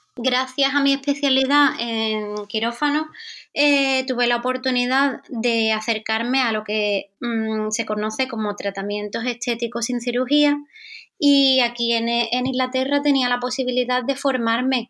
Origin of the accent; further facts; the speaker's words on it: Andalusia, Spain; yo soy española, eh, soy de Andalucía